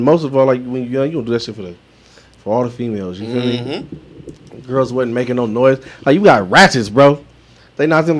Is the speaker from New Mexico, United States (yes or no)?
no; Long Beach, California, United States; now in Las Vegas, United States; I said Lone Beach, and I said specifically I'm from Bixby Knowles